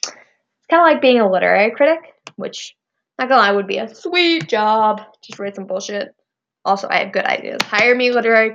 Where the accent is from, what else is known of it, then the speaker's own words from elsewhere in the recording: California, United States; also born or lived in Indiana; I was born in Indiana, but my family moved out to California when I was, like, a year old